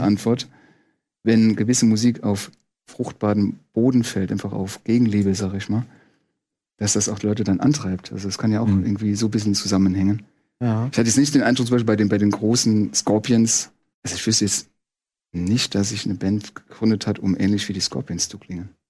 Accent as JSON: {"language": "German", "region": "Saarland", "country": "Germany", "said": "ich komme, wir kommen ja aus dem Saarland"}